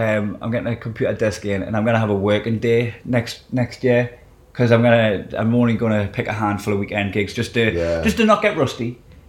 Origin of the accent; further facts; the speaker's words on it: North East England, United Kingdom; now in Scotland; yeah, there is a bit of prejudice towards southern accents in Scotland. Like, I've always getting away with it being a Geordie.